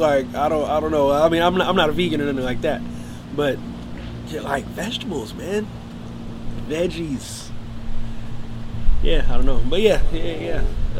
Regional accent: Fresno, California, United States; also born or lived in Pasadena, California; Fresno, it's my hometown.

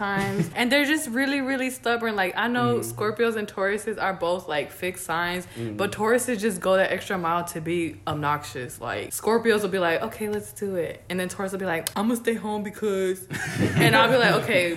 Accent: Dallas, Texas, United States; I'm from Dallas

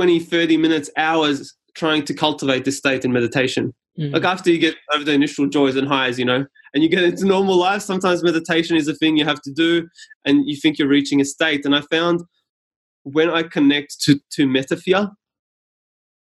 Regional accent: Australia; first language Serbian; English is a second language; I came to Australia as like a refugee of 4 years old or so.

